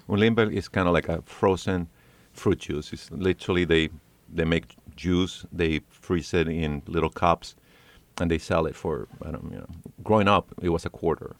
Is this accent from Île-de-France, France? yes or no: yes; Paris, Île-de-France, France; also born or lived in New York City / California; now in North Carolina, United States; I was born in Paris, France.